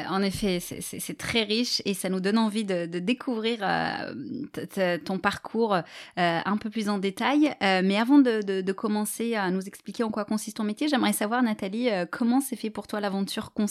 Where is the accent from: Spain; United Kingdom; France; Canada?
France; Bordeaux, Nouvelle-Aquitaine; moved away as an adult; also born or lived in Marseille / Germany; now in Luxembourg; je suis née à Bordeaux